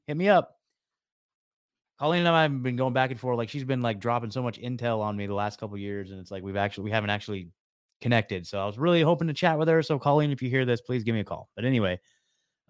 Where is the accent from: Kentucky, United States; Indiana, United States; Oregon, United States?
Oregon, United States; I'm from Oregon